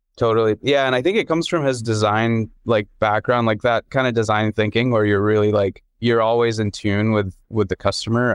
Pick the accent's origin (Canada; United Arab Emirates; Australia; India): United Arab Emirates; Dubai; also born or lived in London; now in United States; my growing up in Dubai